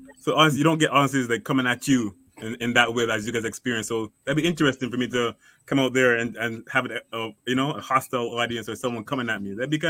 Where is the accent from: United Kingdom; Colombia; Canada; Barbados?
Barbados; I'm from Barbados, man.